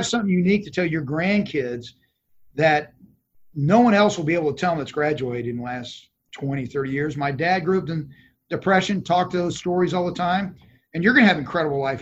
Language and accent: English; Dallas, Texas, United States; I am. I was born in Dallas